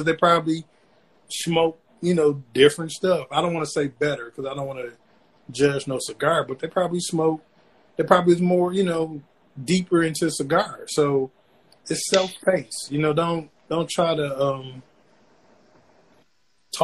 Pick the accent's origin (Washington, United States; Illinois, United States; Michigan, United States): Michigan, United States; Flint; I'm born and raised from Flint, Michigan. I'm from Buick City